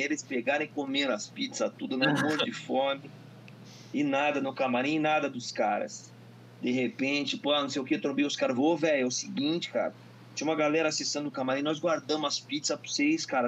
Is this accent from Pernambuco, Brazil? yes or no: no; Curitiba, Paraná, Brazil; sou de Curitiba, que a cidade sempre foi rock